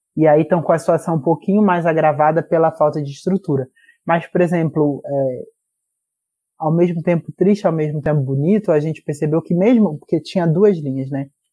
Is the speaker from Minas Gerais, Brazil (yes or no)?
no; Rio de Janeiro, Brazil; Eu sou da Zona Oeste do Rio de Janeiro, cresci em Realengo, Padre Miguel, Bangu, por ali